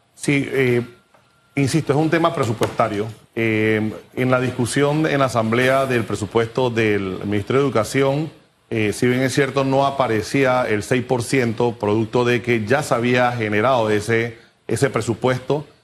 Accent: Panama; como panameños

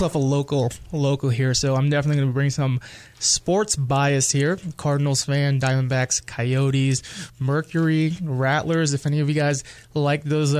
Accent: Manila, Metro Manila, Philippines; I am from the Philippines. I'm from Manila.

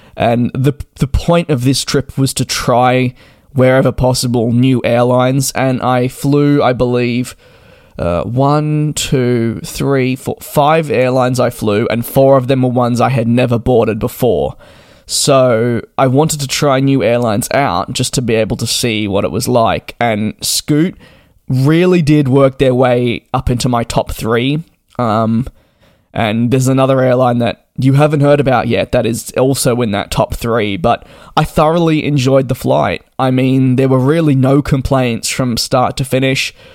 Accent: Australia; I'm Australian

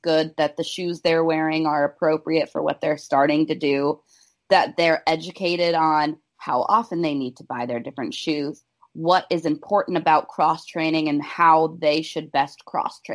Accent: Chicago, Illinois, United States; moved away; I'm from Chicago originally

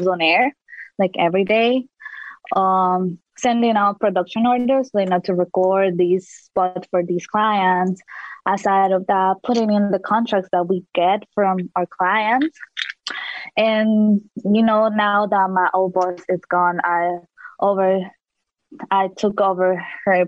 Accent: El Salvador; now in Washington, D.C., United States; when I was back home, my home country, El Salvador

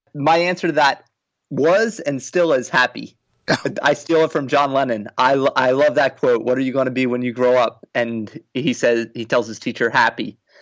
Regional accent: New Jersey, United States; moved away as an adult; also born or lived in Boston; a school in my home state in New Jersey

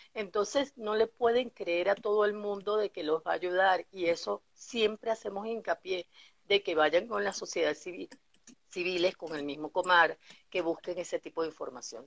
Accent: Venezuela; la esencia que tenemos como venezolanos

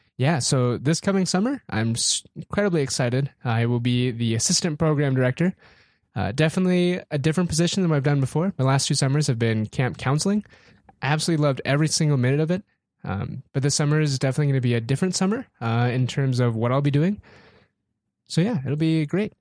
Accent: Aberdeen, South Dakota, United States; born and raised Aberdeen, South Dakota

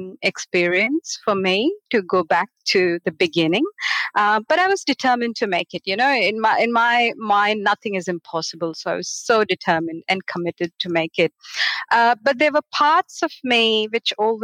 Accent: Mumbai, Maharashtra, India; moved away as an adult; now in Australia; I was born and grew up in Bombay, a city of 20 to 25 million people

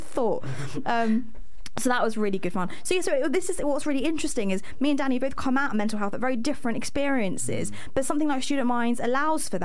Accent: London, United Kingdom; moved away as an adult; now in York, United Kingdom; I'm from London

